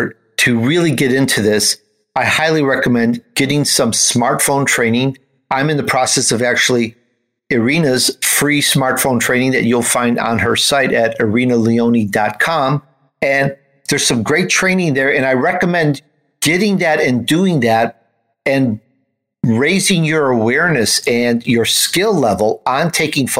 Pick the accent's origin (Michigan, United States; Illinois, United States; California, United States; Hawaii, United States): Illinois, United States; Chicago; also born or lived in Italy; You wouldn't know I was Italian mm-hmm. from my accent because I grew up in Chicago